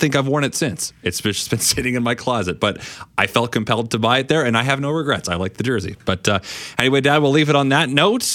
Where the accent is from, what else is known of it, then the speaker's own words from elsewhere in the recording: Canada; we're Canadian.